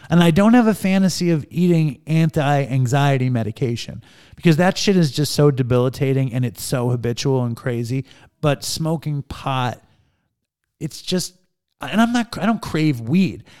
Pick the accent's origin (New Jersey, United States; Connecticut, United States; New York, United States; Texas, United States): New York, United States; New York City; I grew up in Manhattan